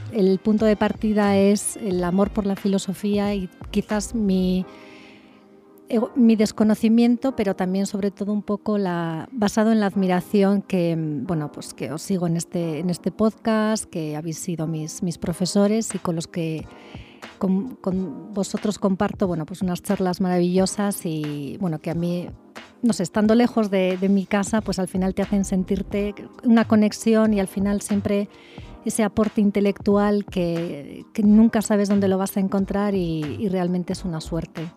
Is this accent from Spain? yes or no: yes; Spain; moved away as an adult; now in Querétaro, Mexico